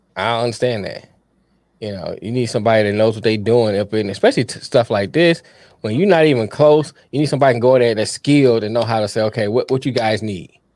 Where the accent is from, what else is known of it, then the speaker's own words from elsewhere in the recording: Detroit, Michigan, United States; I went to Detroit public schools.